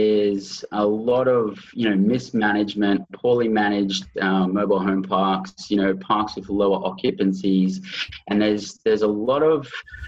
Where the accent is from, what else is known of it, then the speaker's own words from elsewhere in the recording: Australia; moved away as an adult; also born or lived in United Kingdom / Canada; I grew up in Australia.